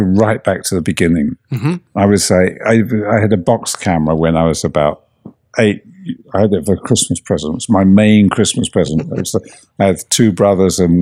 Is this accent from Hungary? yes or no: no; England, United Kingdom; moved away; I grew up in England